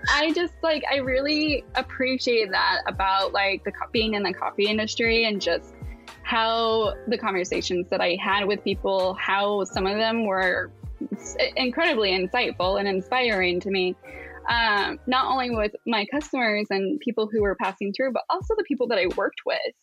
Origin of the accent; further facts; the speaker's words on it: Asheville, North Carolina, United States; moved away as an adult; now in Pacific Northwest, United States; we moved to the Asheville area